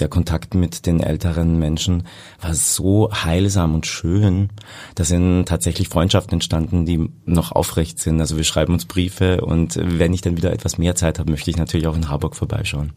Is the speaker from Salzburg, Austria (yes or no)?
no; Carinthia, Austria; also born or lived in Hamburg; now in Vienna, Austria; Ich komme aus dem schönen Kärnten, da bin ich geboren und lebe aber schon über 20 Jahre in Wien.